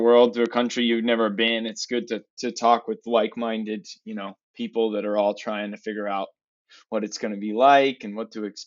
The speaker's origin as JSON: {"language": "English", "area": "outside Boston", "region": "Massachusetts", "country": "United States", "tie": "born or raised there", "also_born_or_lived": "San Francisco Bay Area, California / Seoul, South Korea", "moved": "as an adult", "lives_now": "New Zealand", "said": "grew up outside Boston."}